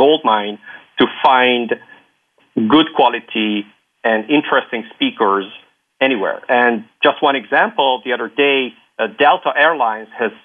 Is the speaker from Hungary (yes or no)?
yes; Hungary; also born or lived in Luxembourg; now in Belgium; I'm from Hungary, living in Belgium, having lived in Luxembourg